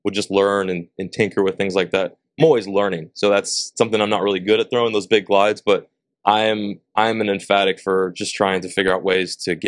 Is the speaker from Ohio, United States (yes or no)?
no; Illinois, United States; moved away as an adult; now in Texas, United States; When I grew up in Illinois